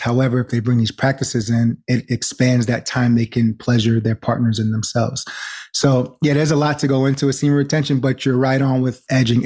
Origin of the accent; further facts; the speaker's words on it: New York, United States; also born or lived in New Jersey; I'm originally from New York, born in Jersey, and just live between New York and New Jersey